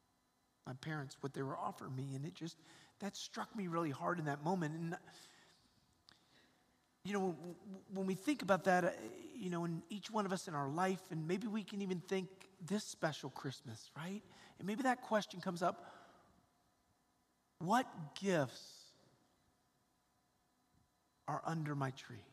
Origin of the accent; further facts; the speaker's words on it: Atlanta, Georgia, United States; I grew up in Atlanta, Georgia, and I have four brothers and a sister